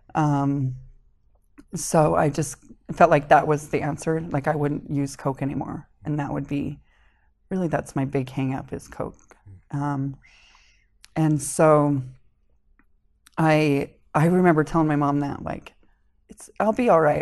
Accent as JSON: {"language": "English", "town": "Springville", "region": "Utah", "country": "United States", "tie": "born or raised there", "also_born_or_lived": "Connecticut / Hawaii / Salem, Utah", "said": "we moved to Springville when I started kindergarten."}